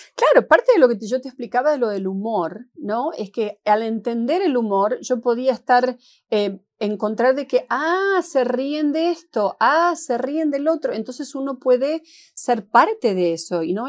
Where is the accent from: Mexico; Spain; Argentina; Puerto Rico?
Argentina; moved away as an adult; also born or lived in Seattle / San Francisco; now in Los Angeles, United States; yo soy argentina y jamás, jamás he negado de dónde vengo